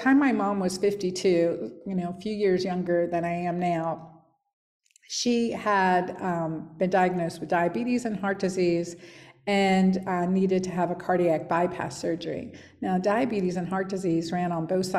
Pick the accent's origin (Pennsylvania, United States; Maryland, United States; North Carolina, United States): Pennsylvania, United States; where we were growing up in Hapro, Pennsylvania